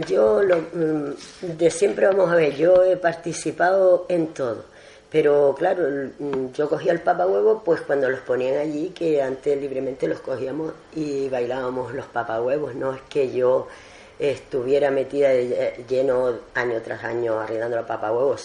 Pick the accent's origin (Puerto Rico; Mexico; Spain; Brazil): Spain; Agaete, Canary Islands; born or raised there